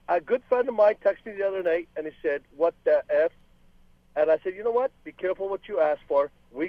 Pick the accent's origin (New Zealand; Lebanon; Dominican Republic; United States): Lebanon; now in Canada; I am originally from Lebanon. I came here in 1977. And basically, number one, I'm Canadian. Number two, I'm Lebanese.